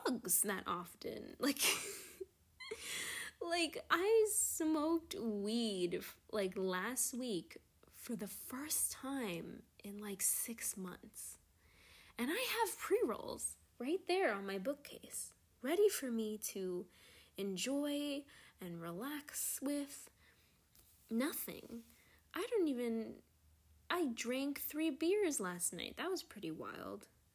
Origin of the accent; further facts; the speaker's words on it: New York, United States; as a New Yorker